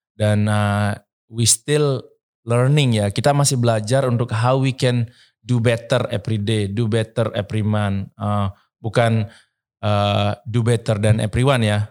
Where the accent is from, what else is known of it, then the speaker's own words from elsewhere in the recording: Bali, Indonesia; saya dari Bali